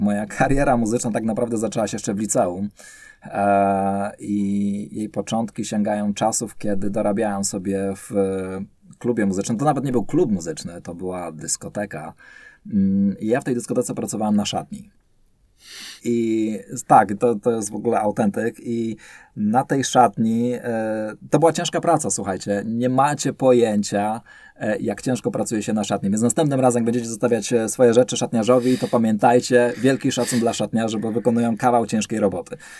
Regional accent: Silesian Voivodeship, Poland; Ja ogólnie się urodziłem, wychowałem na Śląsku

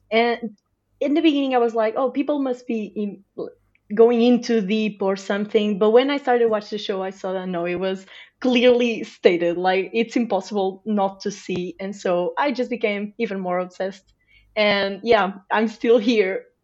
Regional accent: Portugal; I'm from Portugal

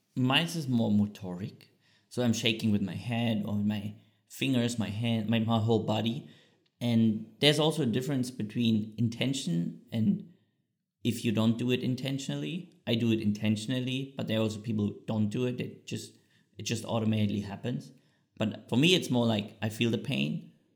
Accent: Bad Salzungen, Thuringia, Germany; English is a second language; moved away as an adult; also born or lived in Switzerland; Bad Salzung, what is a small town in Thüringen, very close to Eisenach. So if people know the Wartburg, or where Martin Luther translated the Bible, that's very close where I grew up

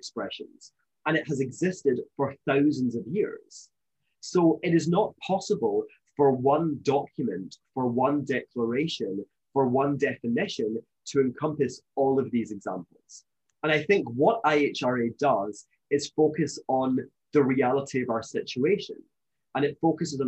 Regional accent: Scotland, United Kingdom; I'm from Scotland, as you may know, you may be able to tell from my accent

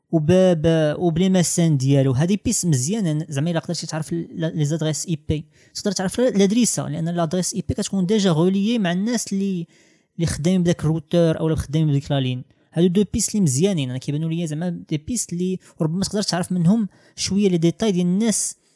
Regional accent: Morocco

